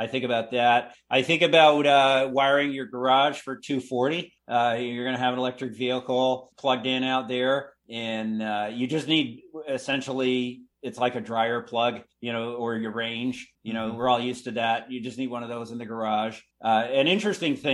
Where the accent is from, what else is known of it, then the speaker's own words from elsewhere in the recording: Carthage, Maine, United States; I grew up in rural Western Maine